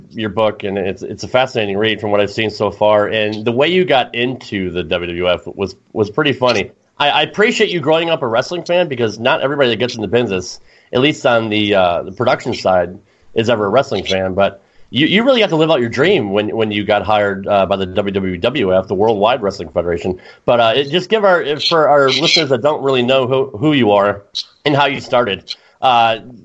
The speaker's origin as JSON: {"language": "English", "region": "Connecticut", "country": "United States", "tie": "born or raised there"}